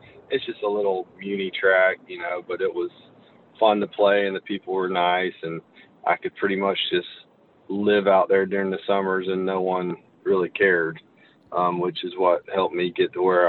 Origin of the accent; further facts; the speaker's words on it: Hilliard, Florida, United States; accent: Southern; I would say I grew up more in the Nassau County area.